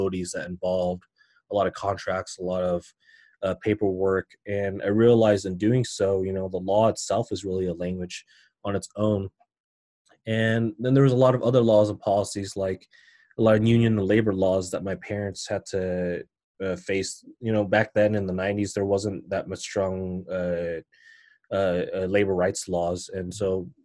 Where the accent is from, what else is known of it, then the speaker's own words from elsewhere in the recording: Denver, Colorado, United States; I was born and raised in Denver